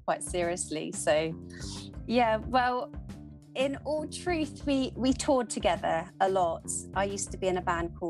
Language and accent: English; Bodmin Moor, Cornwall, South West England, United Kingdom; we both grew up down in Cornwall